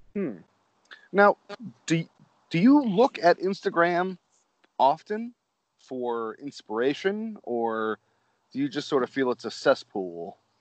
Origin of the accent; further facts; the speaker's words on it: Manchester, Connecticut, United States; I grew up in just outside of Hartford, Connecticut